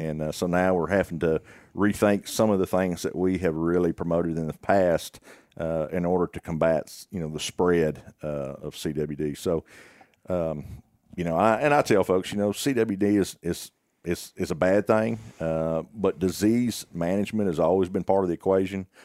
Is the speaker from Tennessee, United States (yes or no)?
no; Greenwood, Arkansas, United States; I'm from, uh, Sebastian County, uh, born and raised in Greenwood.